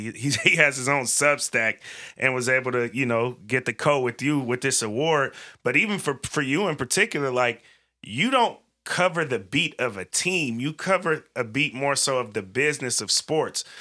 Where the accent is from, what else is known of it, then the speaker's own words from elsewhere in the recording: Bay Area, California, United States; moved away as an adult; now in Portland, United States; I grew up in California in the Bay Area, came to college out here